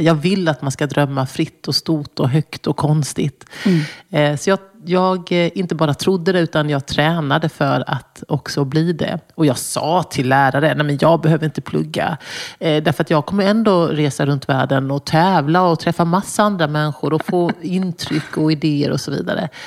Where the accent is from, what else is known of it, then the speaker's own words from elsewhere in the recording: Småland, Sweden; moved away; also born or lived in Brussels; där jag växte upp mitt i skogen i Småland